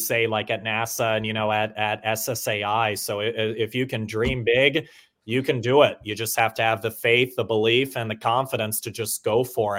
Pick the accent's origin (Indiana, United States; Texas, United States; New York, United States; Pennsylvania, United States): Pennsylvania, United States; moved away; I'm originally from Pennsylvania